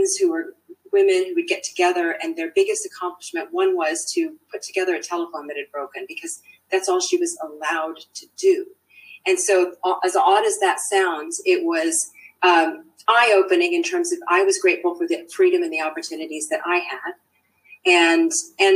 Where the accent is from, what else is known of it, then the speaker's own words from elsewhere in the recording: Washington, District of Columbia, United States; also born or lived in Turkey / Saudi Arabia; now in New Zealand; when I was born in Turkey, as it happens, I was too young to understand, obviously, anything. I did my formative growing up years in the DC area.